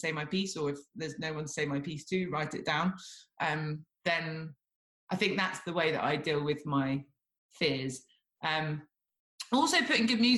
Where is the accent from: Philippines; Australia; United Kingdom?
United Kingdom; Devon, South West England; growing up in Devon, you don't really come across that many people